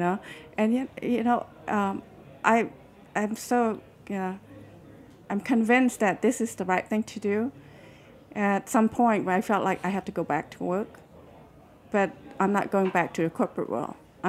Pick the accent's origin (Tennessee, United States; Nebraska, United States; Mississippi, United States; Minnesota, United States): Nebraska, United States; now in California, United States; A lot of time when people say, where are you from? You know, automatically I say I'm from Nebraska because I live in California.